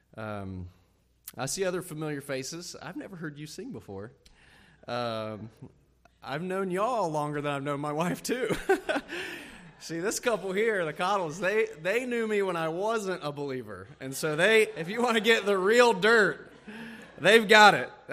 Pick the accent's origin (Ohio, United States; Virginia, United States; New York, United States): Ohio, United States; moved away as an adult; also born or lived in Texas / Illinois; Amy and I are from Ohio